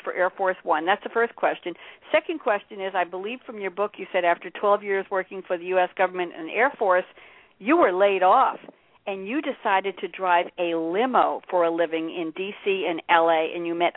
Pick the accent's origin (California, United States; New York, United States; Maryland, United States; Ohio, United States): New York, United States; Long Island; I grew up in Long Island in a reasonably affluent but not wealthy neighborhood